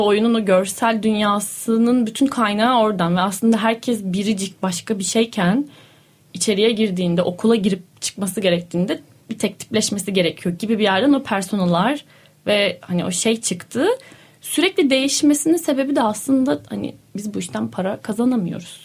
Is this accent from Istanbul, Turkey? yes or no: no; Denizli, Turkey; moved away; also born or lived in Ankara; Yani ben şimdi Denizliliyim. Denizli'de doğdum, büyüdüm